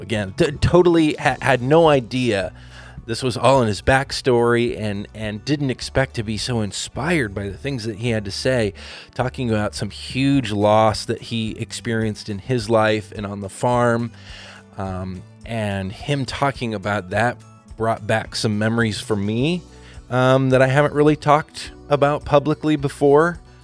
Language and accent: English; Lynden, Washington, United States; here in my hometown, Linden, Washington, and a farm right close to the farm that I grew up on